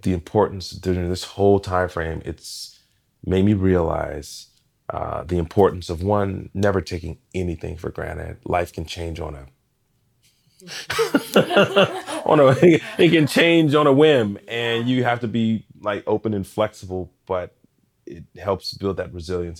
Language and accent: English; Portland, Oregon, United States; Growing up in Portland